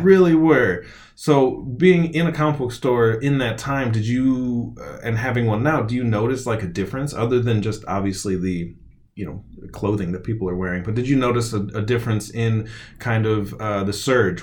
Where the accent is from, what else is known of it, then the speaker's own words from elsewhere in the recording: Wilmette, Illinois, United States; moved away as an adult; also born or lived in San Francisco; now in Austin, United States; I grew up in Wilmette, just outside of Chicago